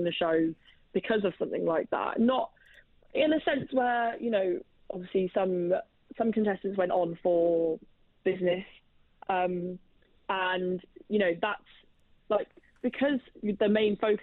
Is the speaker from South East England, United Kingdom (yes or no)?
yes; Oxford, South East England, United Kingdom; accent: Oxford; my accent comes from Oxford